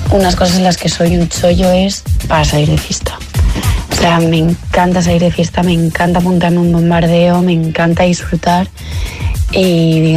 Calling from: Madrid, Community of Madrid, Spain; de Madrid.

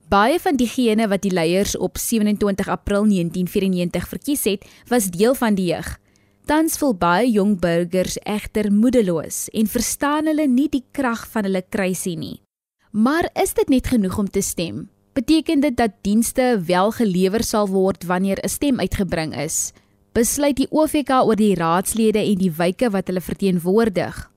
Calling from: One Mile Park, South Africa; Ek het nog nooit ingeluksel gebly nie en ek het al my jare in One Mile Park geregistreer en gewou.

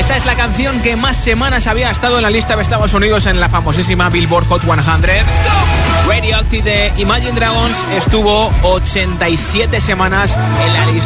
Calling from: Madrid, Community of Madrid, Spain; Hola, … … de Madrid

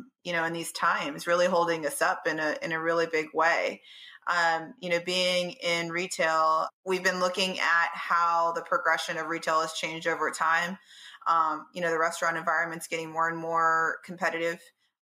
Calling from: Baltimore, Maryland, United States; Home in Baltimore, Maryland.

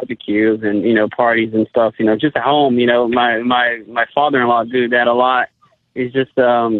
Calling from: Woodbridge, Virginia, United States; Woodbridge, Virginia.

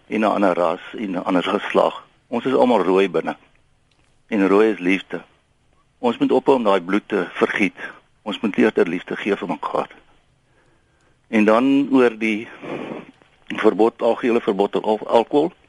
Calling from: Somerset West, Western Cape, South Africa; uh goeiemôre Lenet … van Somerset Wes.

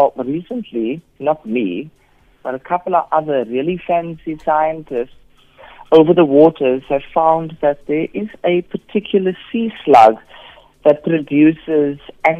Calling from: Cape Town, Western Cape, South Africa; I'm calling from Cape Town.

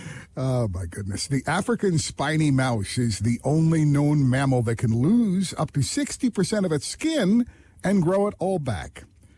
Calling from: Toronto, Ontario, Canada; I don't want to get into details, but I'm broadcasting from Toronto, and we are going to get to some of the same rain.

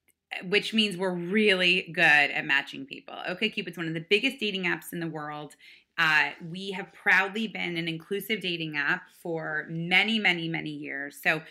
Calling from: New York, United States; So I am calling from outside of Manhattan. I live in New York City, downtown in Tribeca.

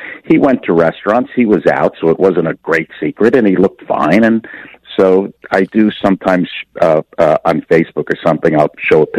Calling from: Los Angeles, California, United States; I'm speaking from Los Angeles.

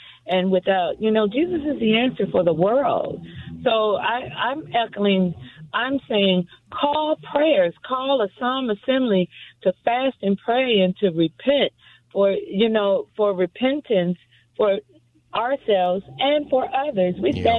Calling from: Los Angeles, California, United States; Los Angeles.

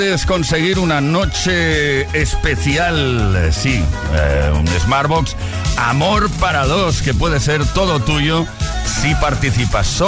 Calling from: Madrid, Community of Madrid, Spain; Bienvenido … de Madrid

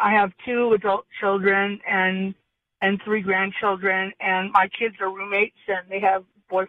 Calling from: Sage, California, United States; I'm calling from Sage, south of Hemet, up in the hills.

